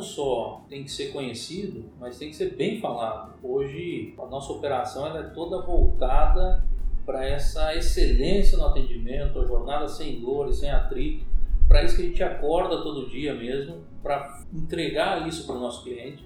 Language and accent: Portuguese; Paraná, Brazil; moved away as an adult; now in Sorriso, Brazil; eu sou paranaense é, de nascimento e sorrisense de coração